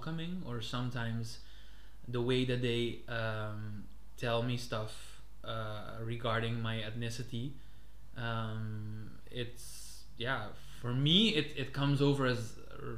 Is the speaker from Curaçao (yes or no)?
yes; Curaçao; now in Netherlands; I'm from Curaçao